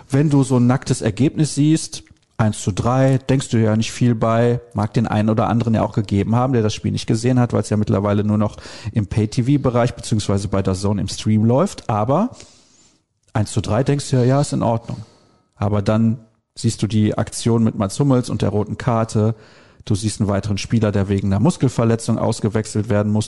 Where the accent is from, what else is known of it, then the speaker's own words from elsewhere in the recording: Solingen, North Rhine-Westphalia, Germany; Einfach Blödsinn kallen oder dösig kallen, wie man bei uns in Solingen sagt